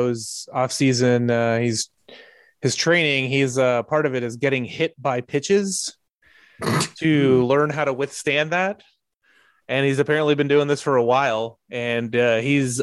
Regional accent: El Salvador; moved away; I'm from El Salvador

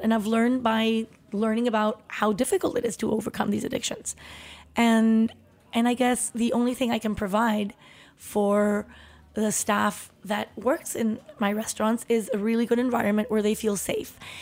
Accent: Tepoztlán, Morelos, Mexico; moved away; also born or lived in Chihuahua / Mexico City; we moved from Chihuahua when I was about three, four years old, and we w-, moved to Mexico City, and then we, uh, soon after m-, moved to Tepoztlán, which is where my brother and I grew up.

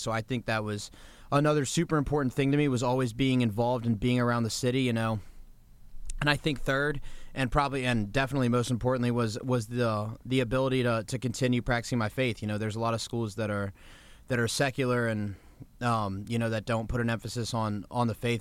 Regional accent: Kensington, Maryland, United States; also born or lived in Washington, D.C.; we grew up on Capitol Hill, and then when I was about nine years old, we moved to Kensington, Maryland, right outside Bethesda

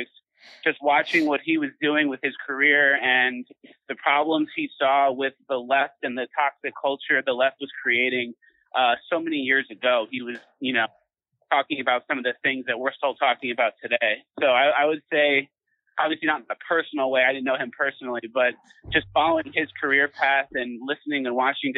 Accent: Long Island, New York, United States; I grew up in Long Island, so I was always around New York City

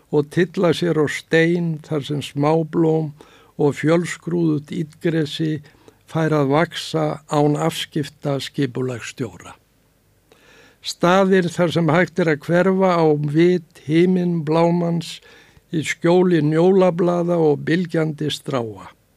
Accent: Reykjavík, Capital Region, Iceland; Ég fættur og uppalinn í bakhúsi við Bergstæðastrætið

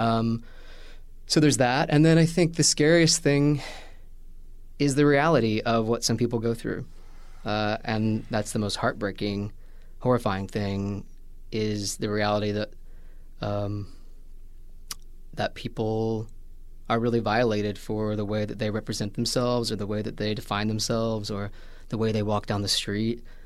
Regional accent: Washington, Indiana, United States; moved away as an adult; also born or lived in Vincennes, Indiana; Southern Indiana, a town called Washington, Indiana

